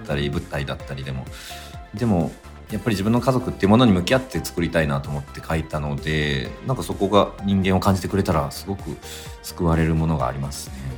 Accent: Fukuoka, Japan; moved away; also born or lived in Tokyo; 劇団を主催していて、福岡が地元

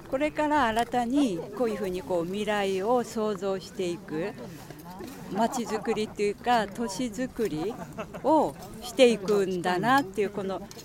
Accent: Minamisoma, Fukushima, Japan; 南相馬の原町区です

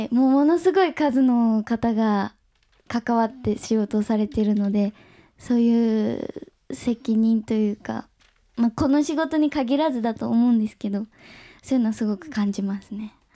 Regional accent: Nagasaki, Japan; 私長崎出身

